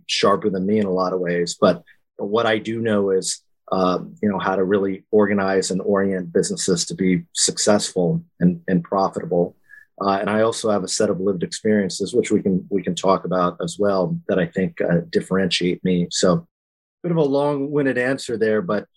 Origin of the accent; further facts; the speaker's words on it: Lompoc, California, United States; also born or lived in Washington, D.C.; I'm a Californian born and raised, small town guy from Lompoc, California, a military family